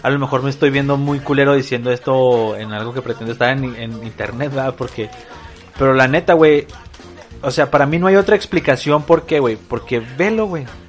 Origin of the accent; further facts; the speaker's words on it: northern Mexico, Mexico; nuestras decisiones como norteños